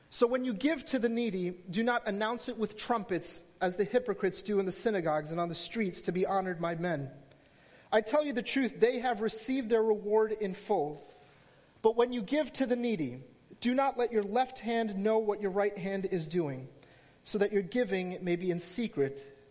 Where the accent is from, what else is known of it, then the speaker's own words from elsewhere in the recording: New Jersey, United States; I hail from New Jersey.